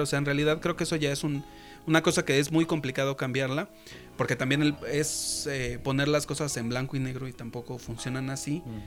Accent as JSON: {"language": "Spanish", "region": "Mexico City", "country": "Mexico", "moved": "yes", "said": "yo también soy de Iztapalapa"}